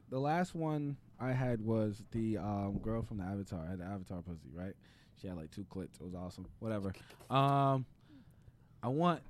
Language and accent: English; New York City, New York, United States; I'm from Brooklyn, dog.